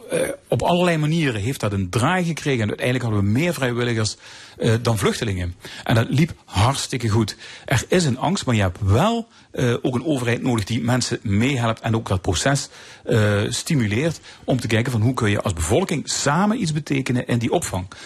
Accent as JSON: {"language": "Dutch", "country": "Netherlands", "said": "als Nederlander"}